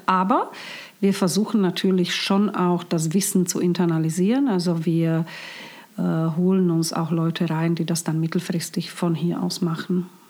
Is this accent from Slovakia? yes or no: yes; Bratislava, Bratislava Region, Slovakia; also born or lived in Hong Kong; now in Germany; ich bin in Bratislava aufgewachsen